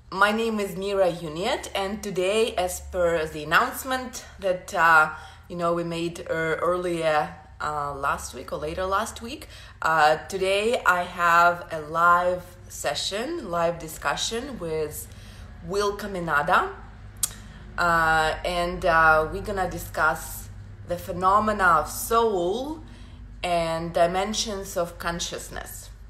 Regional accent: Ukraine; English is a second language; now in Canada; I moved to Canada from Ukraine about 10 years ago. So using a different ma- language, you know, living in a new environment, it forces your mind to reprogram a bit, right?

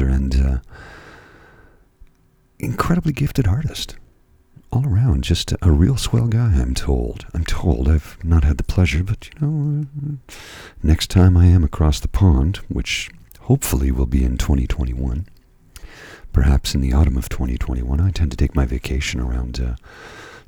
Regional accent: Canada; I am Canadian

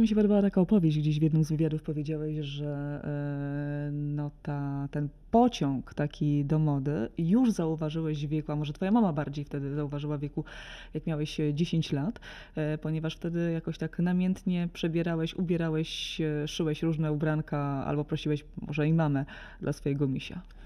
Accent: Solec Kujawski, Kuyavian-Pomeranian Voivodeship, Poland; pochodzę z małego, z małego miasta, Solec Kujawski

